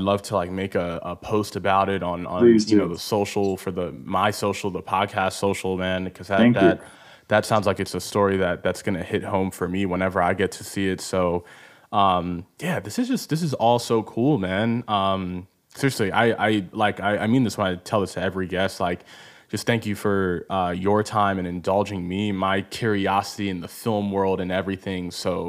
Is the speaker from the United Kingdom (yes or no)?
no; Nigeria; especially as a Nigerian myself